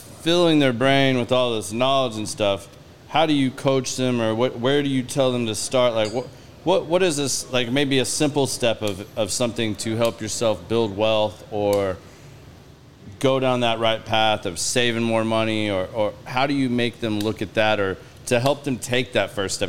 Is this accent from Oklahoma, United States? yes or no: yes; Claremore, Oklahoma, United States